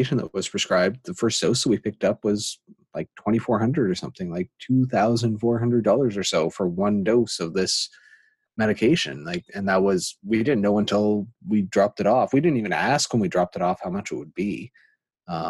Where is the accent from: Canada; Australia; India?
Canada; as a Canadian